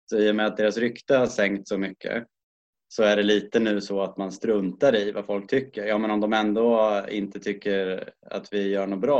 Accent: Sweden; det får en väl också att känna en ganska stor tacksamhet att som svensk kunna få hjälp och stöd i att ta sig hem

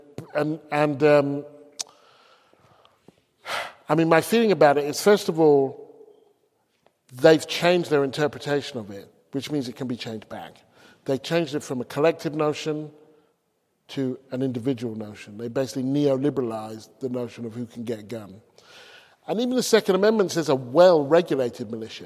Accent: England, United Kingdom; moved away as an adult; also born or lived in United States; as an English person, regardless of my hue

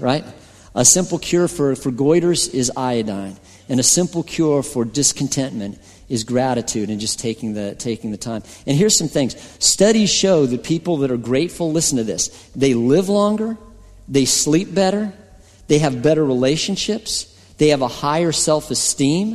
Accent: Colorado, United States; I'm from Colorado

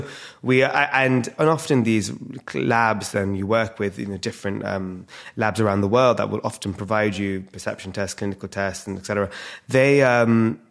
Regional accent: London, United Kingdom; born and raised in London

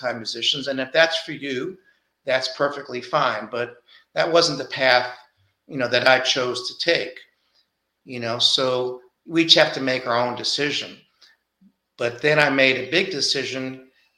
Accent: New York City, New York, United States; moved away as an adult; also born or lived in Garland, Texas; growing up in Brooklyn.

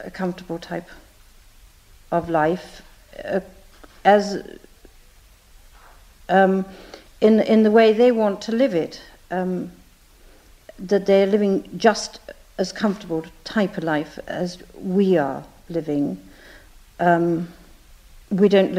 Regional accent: Lancashire, North West England, United Kingdom; moved away as an adult; now in Ireland; I was brought up in Lancashire, which perhaps, as you know, Lancashire Catholics were very good Catholics

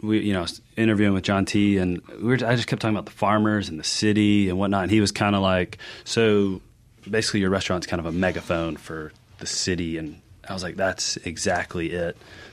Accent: Jackson, Mississippi, United States; moved away as an adult; also born or lived in New York; Growing up in Jackson, and then I moved away, went to culinary school, lived in New York.

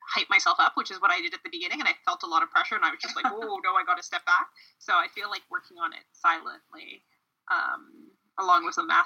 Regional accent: Canada; I'm Canadian

